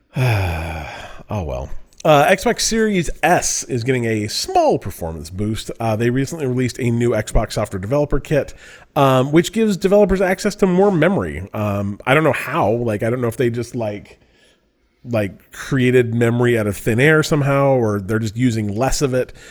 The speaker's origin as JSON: {"language": "English", "region": "Utah", "country": "United States", "moved": "yes", "said": "I'm from Utah"}